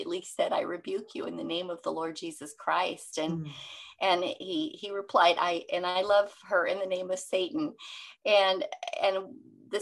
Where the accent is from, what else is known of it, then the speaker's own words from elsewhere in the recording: Seattle, Washington, United States; I'm from the Seattle area